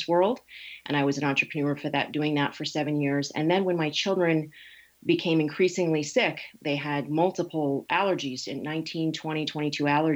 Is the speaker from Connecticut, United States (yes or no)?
yes; Connecticut, United States; moved away as an adult; also born or lived in New York City; now in California, United States; I was raised in Connecticut. I've been out here in California for 20 years.